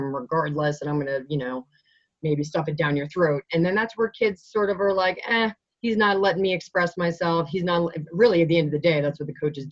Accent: Long Island, New York, United States; now in Colorado, United States; I grew up on Long Island.

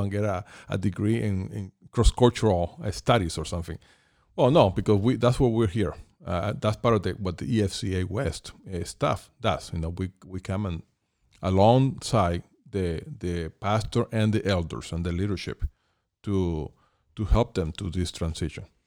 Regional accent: Caracas, Capital District, Venezuela; moved away as an adult; now in Thousand Oaks, United States; I was born in Caracas, Venezuela, and, um, I came to the U S in nineteen ninety-one as an adult

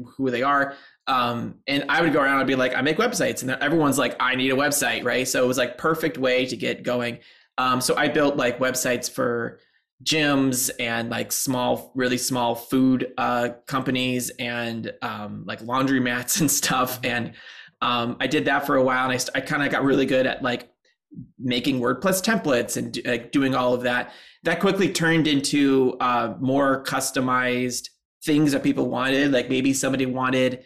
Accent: Seattle, Washington, United States; moved away as an adult; now in Chicago, United States; I'm from Seattle

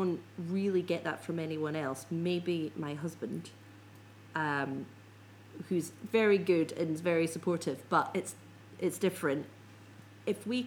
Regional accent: Scotland, United Kingdom; I'm a Scot

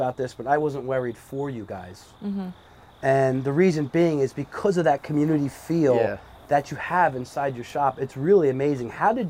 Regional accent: Brick, New Jersey, United States; moved away as an adult; now in Point Pleasant, United States; I grew up in Brick. I moved here 15 years ago, and I just fell in love with the town.

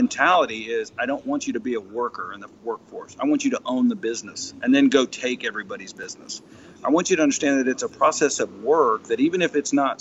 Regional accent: Laurel, Mississippi, United States; my hometown, which is here in Laurel, Mississippi

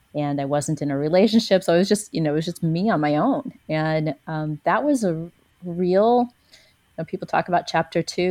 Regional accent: a small town south of St. Louis, Missouri, United States; now in Ubud, Indonesia; my hometown, which is a small town south of St. Louis

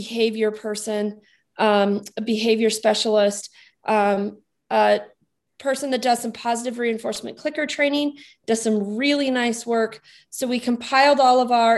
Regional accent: New Mexico, United States; moved away; I grew up in New Mexico

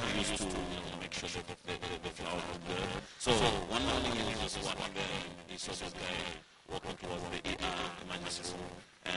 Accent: Nairobi, Kenya; now in Orlando, United States; born and raised in Nairobi, Kenya.

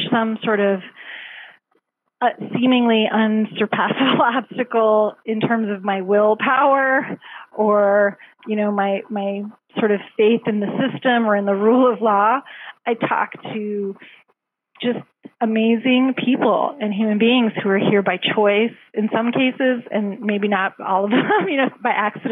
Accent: Canada; now in United States; I'm actually Canadian

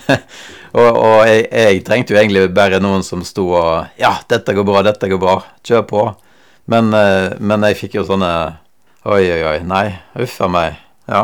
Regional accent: Western Norway, Norway; now in Skien, Norway; jeg kommer jo fra Vestlandet.

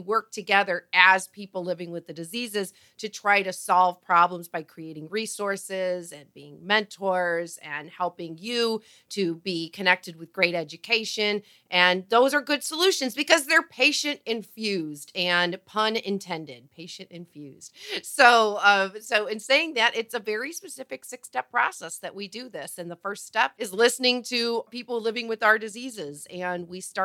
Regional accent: United States; Patrice and I are both from the United States

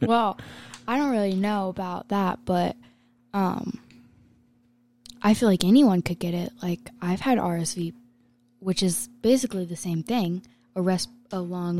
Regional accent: Las Vegas, Nevada, United States; I'm from Las Vegas

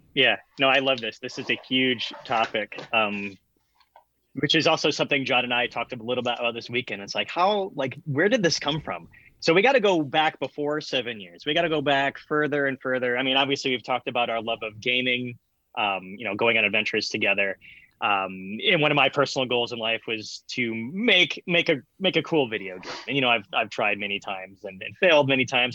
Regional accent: Michigan, United States; also born or lived in Grand Rapids, Michigan / Saline, Michigan; We both lived in Michigan at the time. I moved from Grand Rapids to a place called Saline, Michigan

